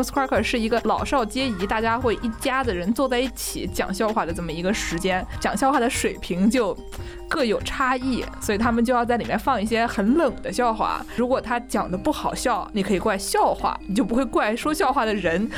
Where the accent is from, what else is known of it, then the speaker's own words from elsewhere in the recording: Nanjing, Jiangsu, China; 我们南京人说的